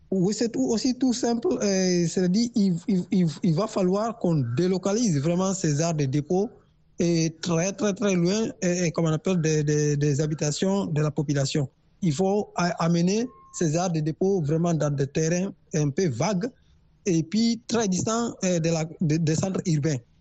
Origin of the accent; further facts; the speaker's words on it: Guinea; moved away; je suis un Guinéen aussi j'ai vécu dans ce pays